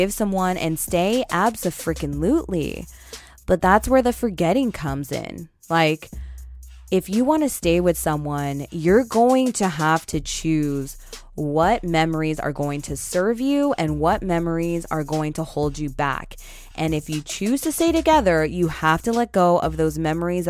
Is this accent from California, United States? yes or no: yes; Northern California, United States; I'm from Northern California